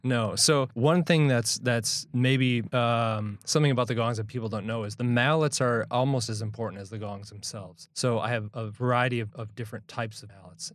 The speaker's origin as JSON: {"language": "English", "town": "Milwaukee", "region": "Wisconsin", "country": "United States", "said": "We're from Milwaukee"}